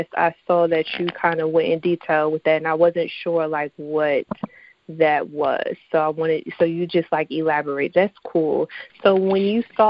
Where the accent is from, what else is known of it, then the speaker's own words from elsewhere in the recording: New Jersey, United States; I'm from New Jersey, but I'm like a fake Jamaican African island girl.